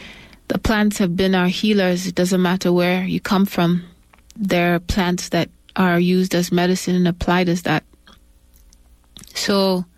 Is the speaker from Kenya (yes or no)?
yes; western province of Kenya, Kenya; moved away; also born or lived in Ohio, United States / Nairobi, Kenya / Tanzania / Uganda; Where I spent most of my life as a child growing up in Kenya. And some other parts of East Africa, including Tanzania and Uganda. But my father is Nigerian, and he's from the northwestern part of Nigeria, a place called Ogori.